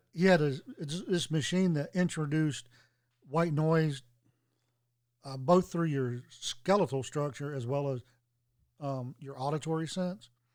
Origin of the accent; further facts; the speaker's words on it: Tennessee, United States; also born or lived in Washington, D.C.; it's here in my home state.